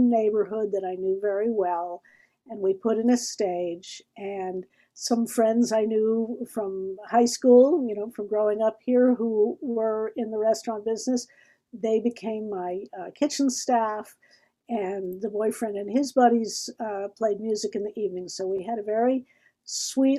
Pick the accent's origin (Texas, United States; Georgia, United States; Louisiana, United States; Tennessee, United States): Tennessee, United States; Nashville; also born or lived in Tulsa, Oklahoma / Ithaca, New York; when I was 8 years old, he got a job in Nashville